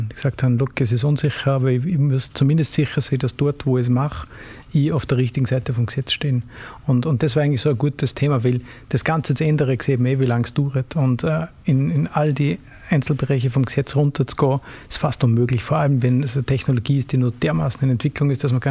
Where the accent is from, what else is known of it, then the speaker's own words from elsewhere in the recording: Austria; now in Switzerland; ich komme ursprünglich aus Österreich, wie man hoffentlich noch gut hört, äh, ist 22 Jahre her, aber ähm, verglichen damit finde ich es in der Schweiz sehr gut.